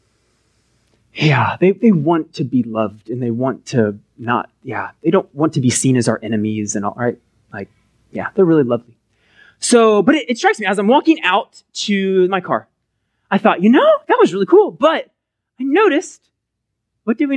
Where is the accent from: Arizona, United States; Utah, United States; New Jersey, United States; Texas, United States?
Texas, United States; Collin County; I grew up in Collin County